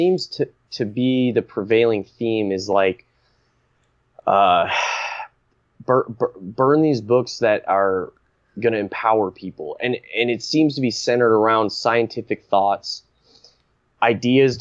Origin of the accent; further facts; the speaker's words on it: United States; growing up in America